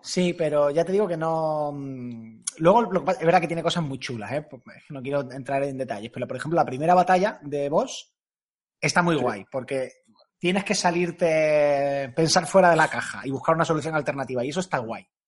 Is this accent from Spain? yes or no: yes; Andalusia, Spain; accent: andaluz; hablo muy rápido y tengo acento andaluz